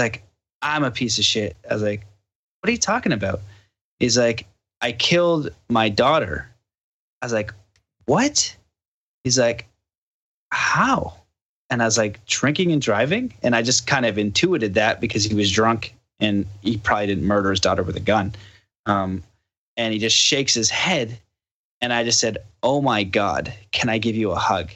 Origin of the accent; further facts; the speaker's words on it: Canada; I'm from Canada